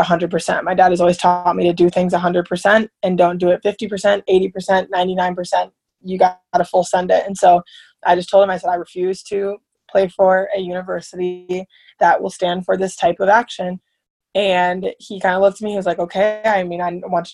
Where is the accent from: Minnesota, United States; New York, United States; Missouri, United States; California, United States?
Minnesota, United States; Minneapolis; moved away as an adult; now in Manhattan, Kansas, United States; I'm from Minneapolis